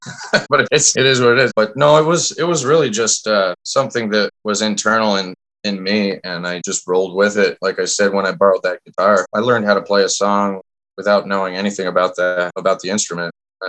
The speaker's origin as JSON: {"language": "English", "region": "Vermont", "country": "United States", "tie": "born or raised there", "also_born_or_lived": "Nashville", "moved": "yes", "lives_now": "Green Bay, United States", "said": "I grew up in Vermont"}